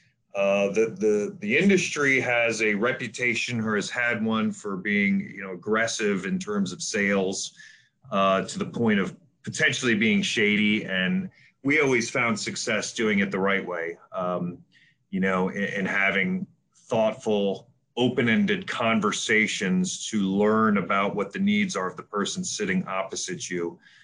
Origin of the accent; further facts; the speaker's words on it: Baltimore, Maryland, United States; moved away as an adult; also born or lived in Atlanta; I relocated from Atlanta up to Baltimore, which is where I grew up anyway